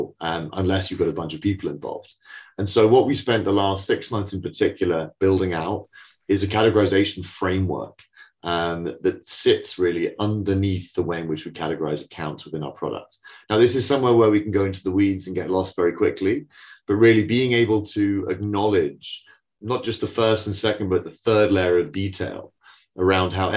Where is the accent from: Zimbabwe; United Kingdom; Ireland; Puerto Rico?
United Kingdom; accent: British; as you can tell from my exotic accent, we're a London business.